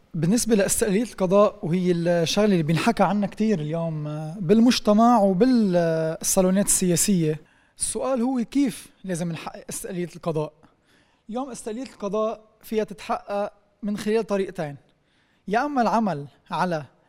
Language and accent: Arabic; Lebanon; وانا كلبناني